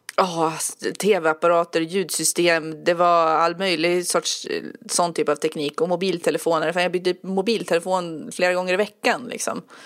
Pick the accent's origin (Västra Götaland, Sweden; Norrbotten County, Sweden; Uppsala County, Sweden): Uppsala County, Sweden; Enköping; also born or lived in Västmanland / Södermanland; now in Eskilstuna, Sweden; Jag mm. föddes i Uppland och utanför Enköping och sen har jag bott i Västmanland en massa år och nu mm. bor jag i Södermanland